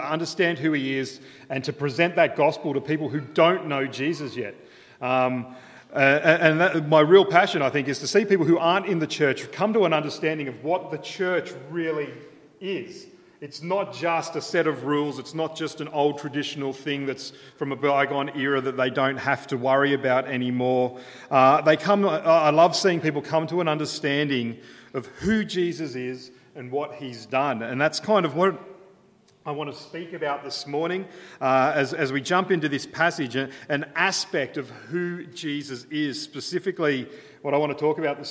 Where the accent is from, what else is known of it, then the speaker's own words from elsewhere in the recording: Brisbane, Queensland, Australia; also born or lived in Redlands, Queensland; I'm from Brisbane